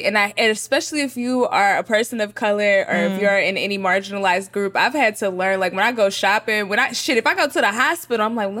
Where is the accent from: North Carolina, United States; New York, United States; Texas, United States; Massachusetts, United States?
Texas, United States; North; We are from North Texas